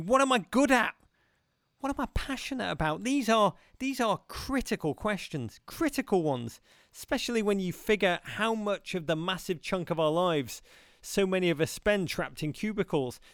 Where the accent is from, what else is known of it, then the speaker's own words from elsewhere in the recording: Liverpool, North West England, United Kingdom; growing up in Liverpool in the nineteen eighties